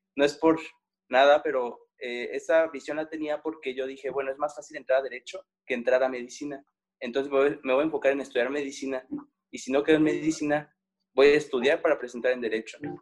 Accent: Guanajuato, Mexico; yo soy del estado de Guanajuato, entonces para, para Michoacán yo soy un foráneo, porque soy de otro estado

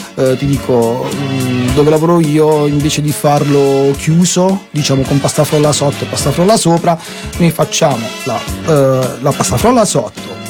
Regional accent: Putignano, Apulia, Italy; sono di Putignano

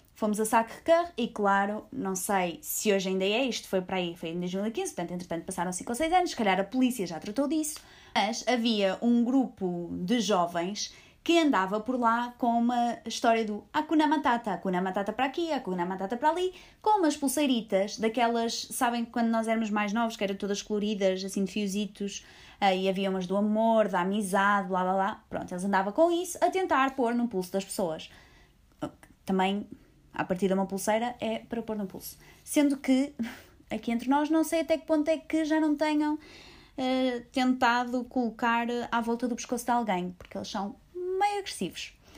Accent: Portugal; nós somos de Portugal.

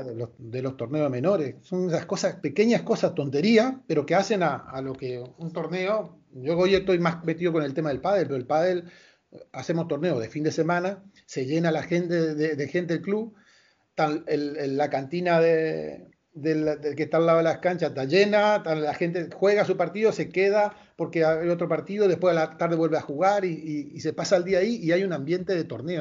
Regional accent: Malabrigo, Santa Fe, Argentina; yo soy de Malabrigo. Malabrigo es un pueblo pequeño de 7.000, 8.000 habitantes

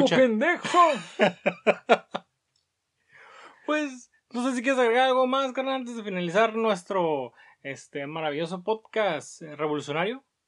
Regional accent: Mexico; Cómo somos los mexicanos

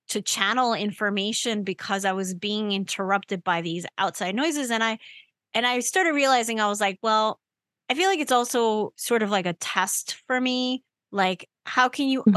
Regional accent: New York, United States; I grew up in New York. So I'm used to New York and I'm used to New York noise.

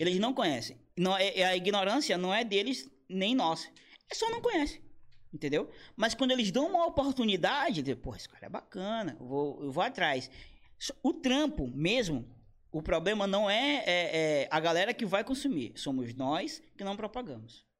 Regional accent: Brazil; Eu sou brasileiro

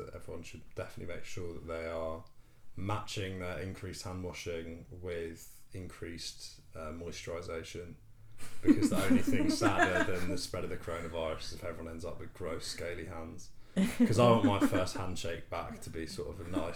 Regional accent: London, United Kingdom; moved away as an adult; growing up in London

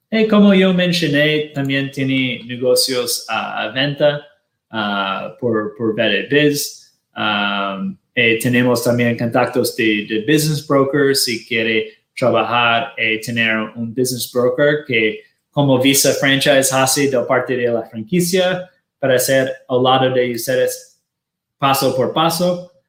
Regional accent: Washington, District of Columbia, United States; now in Miami, United States; nosotros somos de Washington, D.C.

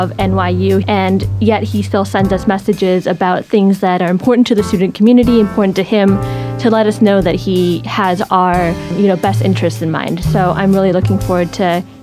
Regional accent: Toronto, Ontario, Canada; now in New York, United States; I am from Toronto, Canada, just a stone's throw away

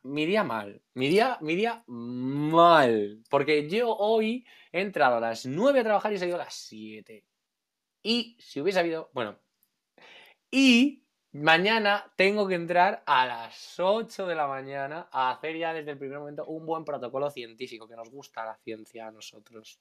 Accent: Alicante, Valencian Community, Spain; soy de Alicante

